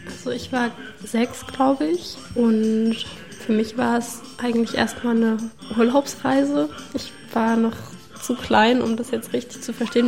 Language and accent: German; Leipzig, Saxony, Germany